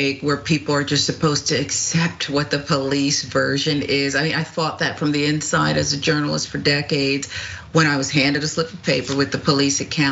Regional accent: Philadelphia, Pennsylvania, United States; as a little girl growing up in the Philadelphia area

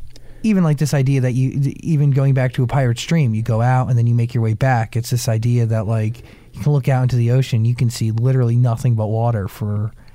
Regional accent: New Jersey, United States; accent: New Jersey; My New Jersey accent

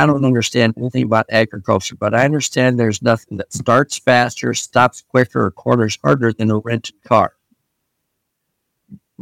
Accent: Iowa, United States; I grew up in Iowa

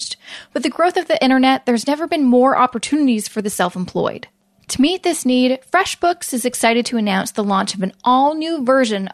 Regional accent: Vancouver, British Columbia, Canada; now in Toronto, Canada; I'm originally from Vancouver, now live in Toronto

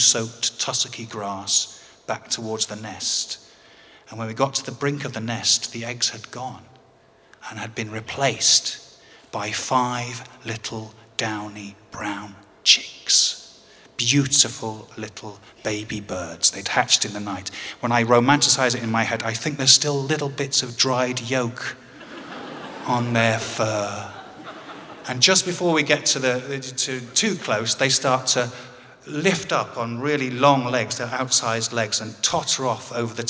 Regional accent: England, United Kingdom; as any Englishman would

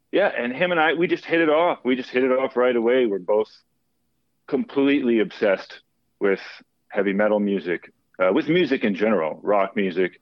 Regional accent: Dallas, Texas, United States; I'm originally from Dallas, Texas. Grew up in a musical family

